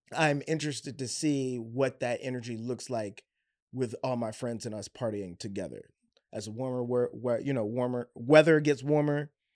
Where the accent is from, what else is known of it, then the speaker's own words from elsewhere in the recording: Baltimore, Maryland, United States; I was from Baltimore